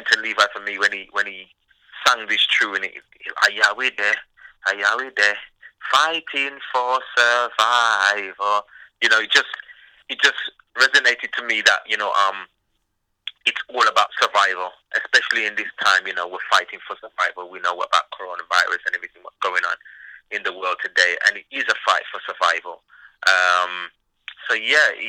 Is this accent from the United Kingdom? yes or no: yes; England, United Kingdom; I'm born and bred in England